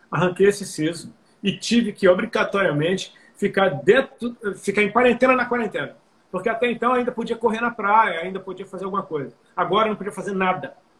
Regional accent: Brazil; nós somos brasileiros

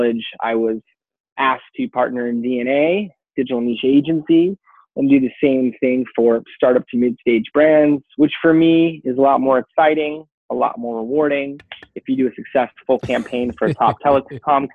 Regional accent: California, United States; I grew up here in California participating in action sports, snow, skate, surf

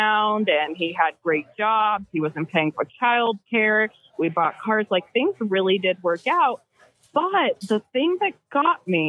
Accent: California, United States; moved away as an adult; now in Missouri, United States; So I'm from California.

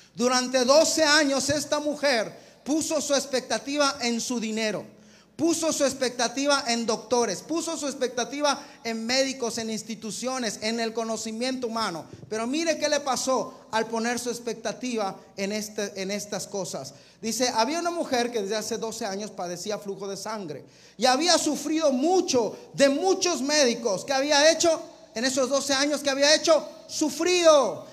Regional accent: Mexico; como mexicano Señor, como un pueblo, Señor, mexicano

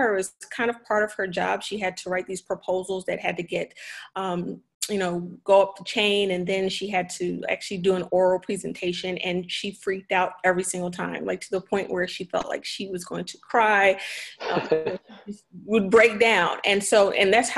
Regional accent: Philadelphia, Pennsylvania, United States; I grew up in Philadelphia in the city

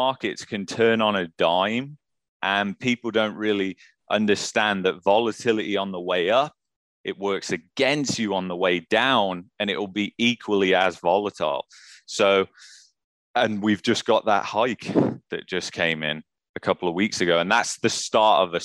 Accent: England, United Kingdom; now in Canada; I'm an immigrant. I come from England

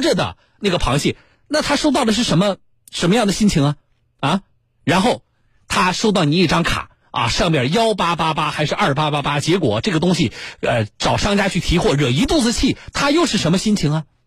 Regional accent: Jiangsu, China; 我们江苏人

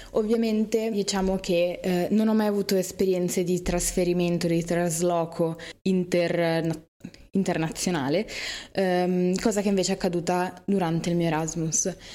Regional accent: Milan, Lombardy, Italy; io sono di Milano

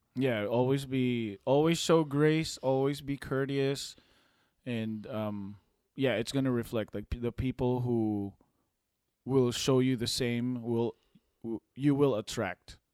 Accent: Philippines; moved away; we came from a from the Philippines and third world country

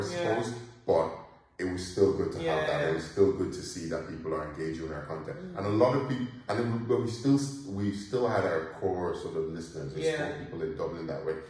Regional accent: Nigeria; now in Ireland; being Nigerian

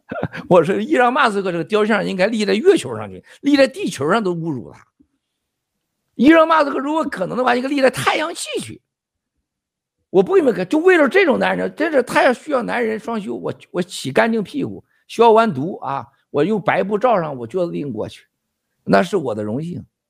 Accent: China; 我们中国人

